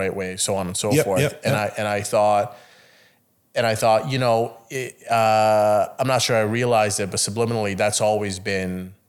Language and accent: English; Italy; I've seen what a nice suit is. I grew up in Italy, goddammit.